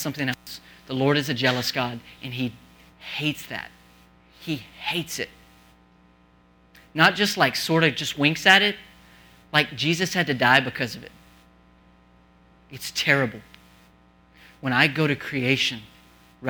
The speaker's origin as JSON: {"language": "English", "region": "New Mexico", "country": "United States", "moved": "yes", "said": "I'm from the desert. I'm from New Mexico."}